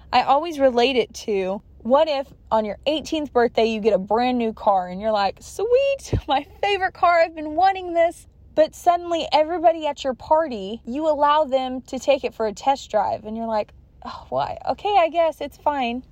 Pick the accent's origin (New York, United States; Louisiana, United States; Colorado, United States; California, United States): California, United States; I was born and raised in California, and I'm still residing here